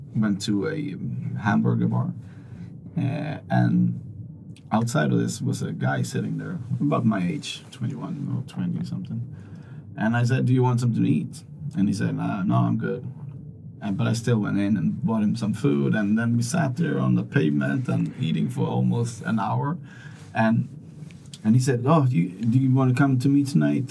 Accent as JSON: {"language": "English", "country": "Sweden", "said": "I'm from Sweden"}